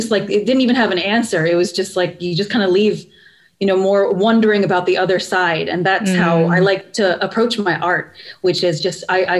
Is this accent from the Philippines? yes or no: yes; Philippines; because even my own identity as a Filipino is so, I understand it very differently, because being Filipino is like, when I'm here, it's like, yeah, we look the same.